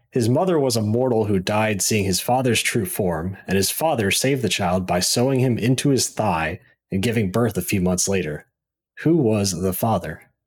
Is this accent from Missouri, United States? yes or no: yes; Missouri, United States; also born or lived in Columbia, Missouri; now in St. Louis, United States; I was born and raised in Missouri, went to school in Mizzou, and moved to Saint Louis, been here doing I T stuff ever